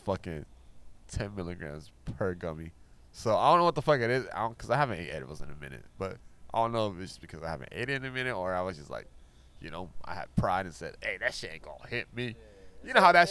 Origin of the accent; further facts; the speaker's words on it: Colorado, United States; moved away as an adult; now in California, United States; I grew up in Colorado